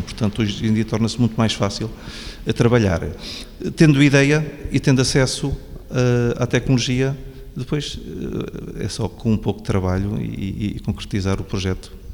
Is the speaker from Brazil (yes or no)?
no; Coimbra, Centro, Portugal; now in Beja, Portugal; eu sou de Coimbra